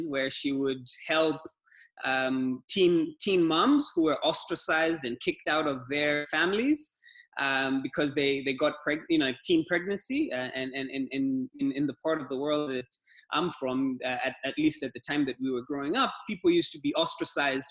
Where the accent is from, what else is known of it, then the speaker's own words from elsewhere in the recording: Kilimanjaro, Tanzania; also born or lived in Dar es Salaam, Tanzania / Somaliland; I was born and grew up in Kilimanjaro, Tanzania.